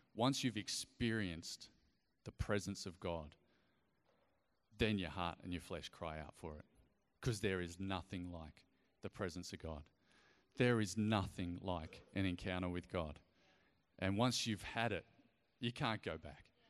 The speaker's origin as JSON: {"language": "English", "town": "Ballina", "region": "New South Wales", "country": "Australia", "tie": "born or raised there", "also_born_or_lived": "Sydney / Galway", "accent": "Australian", "moved": "as an adult", "lives_now": "Darwin, Australia", "said": "I grew up in Ballina, just down the road, a few hours away"}